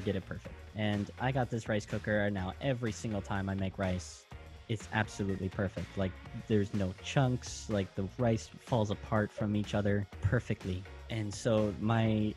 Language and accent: English; United States; as an American